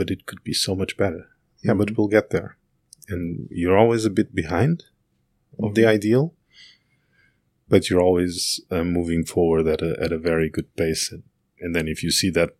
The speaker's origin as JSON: {"language": "English", "country": "Portugal", "also_born_or_lived": "Berlin", "moved": "as an adult"}